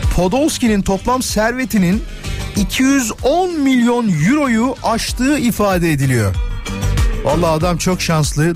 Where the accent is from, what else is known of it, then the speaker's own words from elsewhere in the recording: İzmit, Kocaeli, Turkey; Ben İzmitliyim biliyorsunuz ve Körfez'de yaşıyor benim ailem